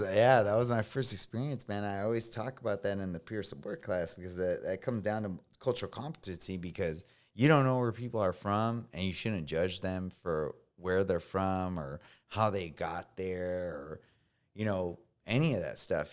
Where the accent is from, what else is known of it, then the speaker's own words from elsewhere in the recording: California, United States; first language Spanish; English is a second language; moved away as an adult; I'm coming from California